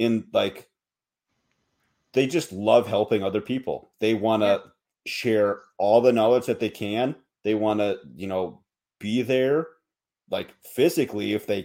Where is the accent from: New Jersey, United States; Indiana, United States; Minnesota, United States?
Minnesota, United States; Minneapolis; now in Montana, United States; I'm not from Montana, I'm from you know, Minneapolis, St. Paul